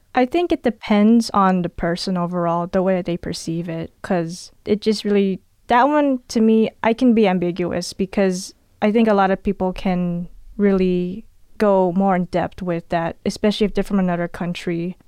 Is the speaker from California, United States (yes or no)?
yes; California, United States; I'm actually born and raised in California